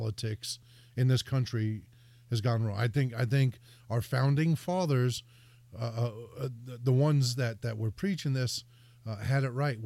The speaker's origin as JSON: {"language": "English", "area": "Hudson County", "region": "New Jersey", "country": "United States", "moved": "yes", "lives_now": "Connecticut, United States", "said": "I'm from Hudson County, New Jersey"}